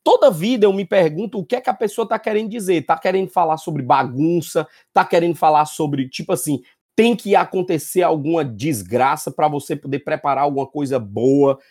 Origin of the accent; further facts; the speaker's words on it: Pernambuco, Brazil; also born or lived in Piauí; now in Paraíba, Brazil; eu sou nascido no Piauí, criado em Pernambuco e hoje em dia instalado na Paraíba